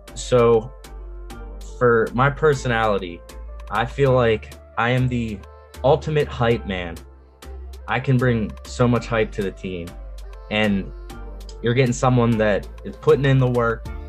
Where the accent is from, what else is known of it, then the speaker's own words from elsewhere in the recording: Greensburg, Pennsylvania, United States; I'm from Greensburg, Pennsylvania. It's like west southwest PA